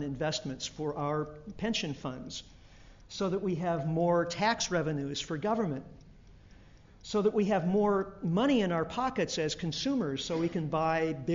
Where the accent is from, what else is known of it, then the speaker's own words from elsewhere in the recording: United States; as an American